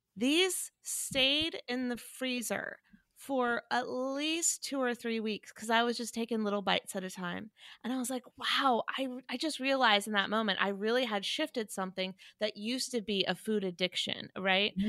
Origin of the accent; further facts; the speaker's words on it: Chapel Hill, North Carolina, United States; also born or lived in Wilmington; I'm from North Carolina, but in Chapel Hill, we didn't say y'all until I went to college.